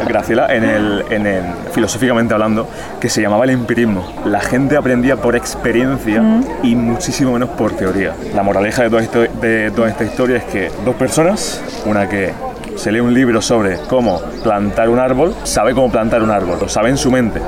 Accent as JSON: {"language": "Spanish", "town": "Jaén", "region": "Andalusia", "country": "Spain", "said": "yo soy de Jaén"}